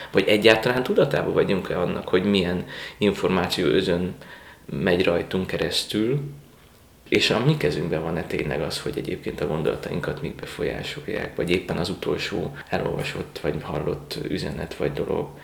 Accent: Mosonmagyaróvár, Győr-Moson-Sopron, Hungary; also born or lived in Rome, Italy / Germany; now in Budapest, Hungary; Dunántúról származom, most a Magyaróváról

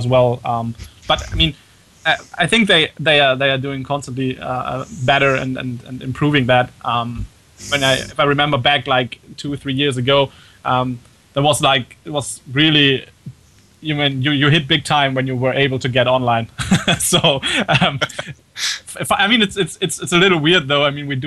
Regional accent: Germany; accent: German; English is a second language; as you might hear from my very bad accent, actually I'm German.

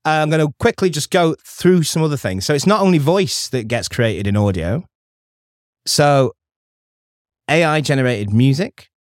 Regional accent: Stockport, North West England, United Kingdom; I'm from Stockport

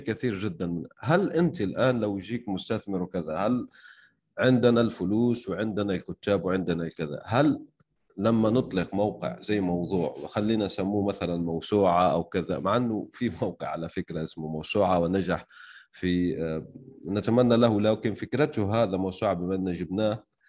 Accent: Algeria; أنا شخصياً يعني من الجزائر

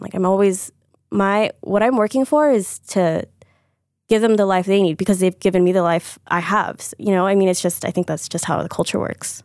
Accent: Deerfield, Illinois, United States; moved away; also born or lived in New York; I'm from Deerfield, Chicago

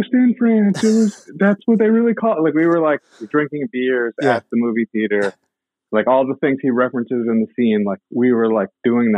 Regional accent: Washington, District of Columbia, United States; also born or lived in Boston; Originally from Washington, D.C., but I also grew up kind of half in D.C., half in Boston

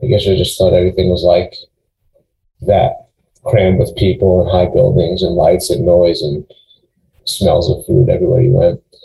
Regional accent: Long Island, New York, United States; moved away as an adult; also born or lived in St. Louis / Cleveland, Ohio; now in Charlotte, United States; where I grew up on Long Island.

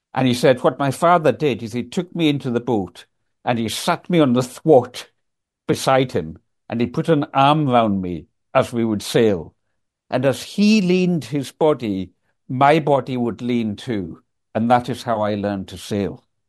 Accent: Isle of Lewis, Scotland, United Kingdom; moved away as an adult; also born or lived in Aberdeen; I was raised in the Isle of Lewis

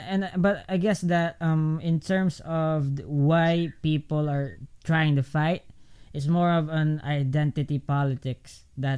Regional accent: Philippines; I'm Filipino

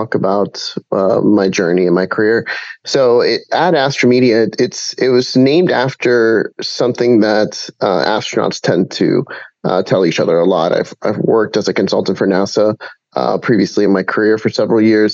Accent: Puerto Rico; I'm from Puerto Rico

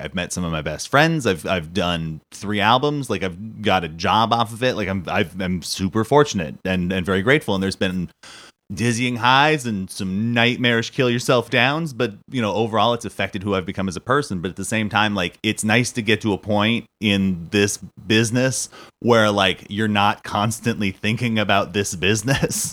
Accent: Southern California, United States; I am a California native, like, 'cause I was born and raised in Southern California.

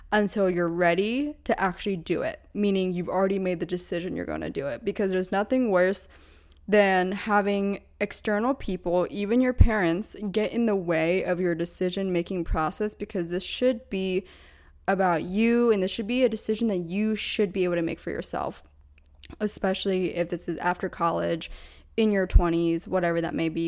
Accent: Pennsylvania, United States; moved away as an adult; also born or lived in Orange County, California; now in Los Angeles, United States; I was born and raised in Pennsylvania

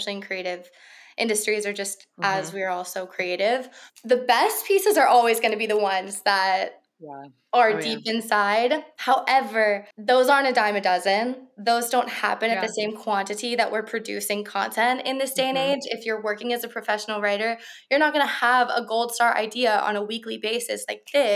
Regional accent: Virginia, United States; moved away; I'm from Virginia and I don't live in Virginia anymore

